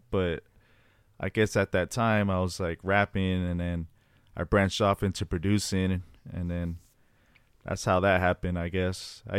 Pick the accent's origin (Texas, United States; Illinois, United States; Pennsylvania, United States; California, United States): California, United States; Los Angeles; also born or lived in Fresno; Well, I was born in Fresno, California, but then I moved to Los Angeles at a young age. I was probably like 7 years old. Mm-hmm. I moved to South Central Los Angeles